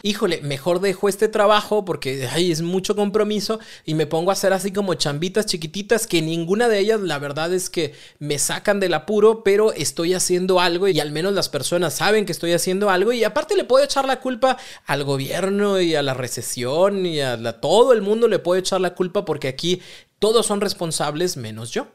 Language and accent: Spanish; Mexico; Los mexicanos somos buenísimos